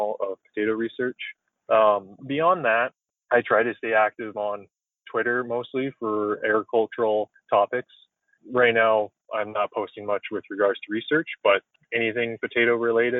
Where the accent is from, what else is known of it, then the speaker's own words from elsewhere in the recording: Carberry, Manitoba, Canada; moved away; Carberry, Manitoba, which is my hometown where I grew up just outside of.